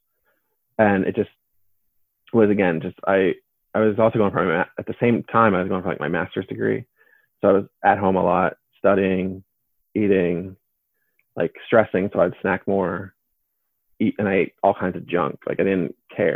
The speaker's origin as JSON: {"language": "English", "region": "Pennsylvania", "country": "United States", "tie": "born or raised there", "said": "my hometown in Pennsylvania"}